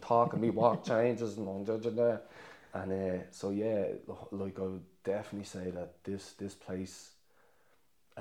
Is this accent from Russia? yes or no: no; Dublin, Leinster, Ireland; moved away as an adult; now in County Clare, Ireland; we lived with my grandparents. Like, and then my mum got a council house in Shankill in Dublin